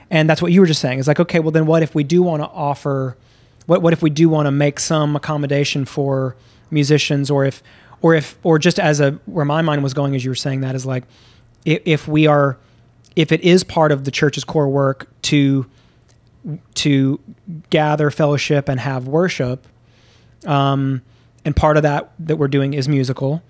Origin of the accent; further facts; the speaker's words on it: Memphis, Tennessee, United States; moved away; also born or lived in Houston, Texas; I grew up in the South. I grew up in, uh, Memphis and then in Houston